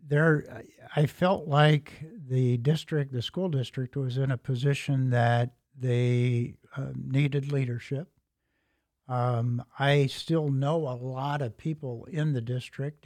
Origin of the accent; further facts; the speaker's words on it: Elkhart, Indiana, United States; I grew up in Elkhart, and so my K-12 education was in Elkhart